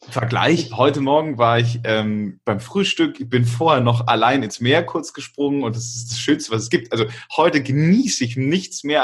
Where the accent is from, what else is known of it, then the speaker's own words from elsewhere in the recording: Augsburg, Bavaria, Germany; also ich komme ja aus Augsburg